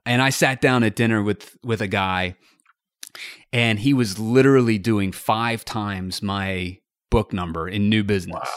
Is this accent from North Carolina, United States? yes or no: yes; North Carolina, United States; also born or lived in Columbia, South Carolina / Wilmington, North Carolina / Los Angeles; I was born in Columbia, South Carolina, and I lived there for about three weeks before moving, uh, up, up to North Carolina.